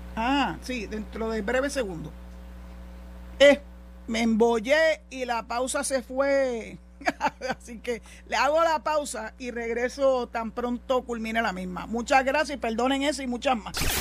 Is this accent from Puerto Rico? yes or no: yes; Puerto Rico; como mujer y como puertorriqueña